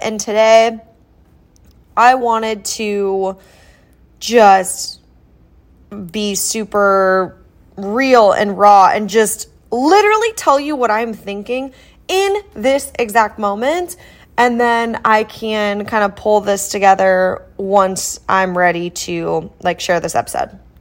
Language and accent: English; Iowa, United States; moved away as an adult; now in Kansas City, United States; I grew up in Iowa